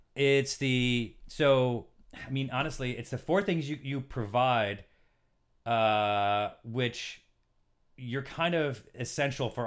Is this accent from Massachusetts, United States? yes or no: no; Syracuse, New York, United States; born or raised there; moved away